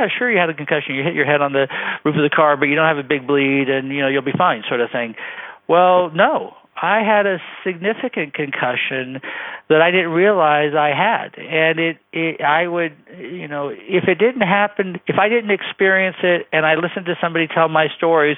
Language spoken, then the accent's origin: English; Bay Area, California, United States; I grew up in the Bay Area